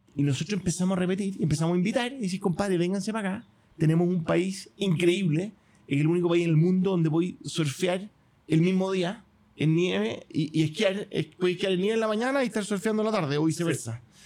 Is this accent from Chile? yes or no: yes; Chile